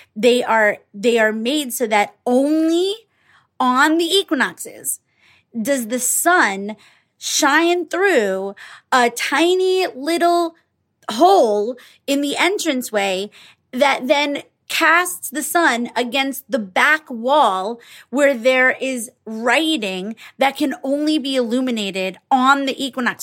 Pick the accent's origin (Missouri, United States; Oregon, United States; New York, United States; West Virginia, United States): New York, United States; I grew up in New York